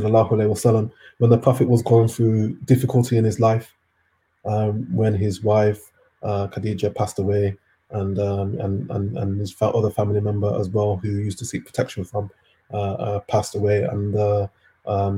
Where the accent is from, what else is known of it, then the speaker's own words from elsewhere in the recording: Jamaica; I'm Jamaican